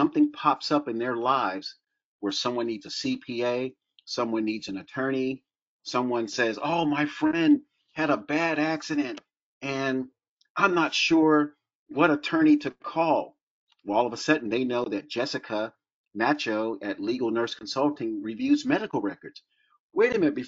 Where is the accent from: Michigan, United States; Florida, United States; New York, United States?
Florida, United States; growing up in Florida